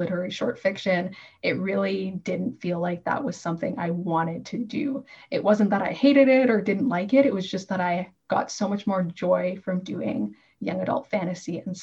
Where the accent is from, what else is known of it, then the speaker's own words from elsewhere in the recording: Toronto, Ontario, Canada; moved away as an adult; now in Northern Ontario, Canada; Toronto, which is my hometown